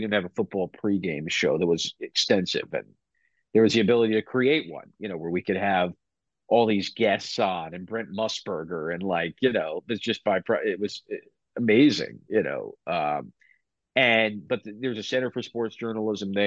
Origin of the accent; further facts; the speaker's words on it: Long Island, New York, United States; moved away as an adult; now in Binghamton, United States; growing up in Long Island, a lot of my friends went to SUNY Binghamton